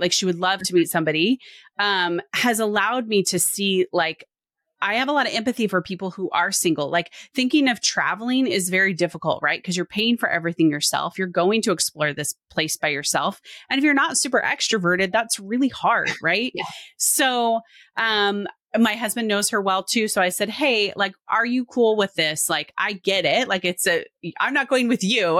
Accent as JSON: {"language": "English", "region": "Washington", "country": "United States", "tie": "born or raised there", "moved": "yes", "lives_now": "Oregon, United States", "said": "I grew up in Washington. I now mm. live in Oregon."}